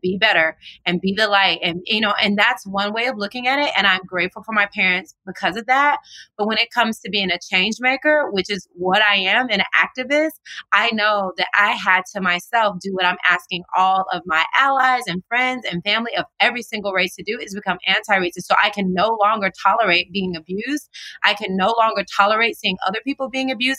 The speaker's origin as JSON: {"language": "English", "region": "the South", "country": "United States", "tie": "born or raised there", "moved": "yes", "lives_now": "California, United States", "said": "since I was a little girl growing up in the South."}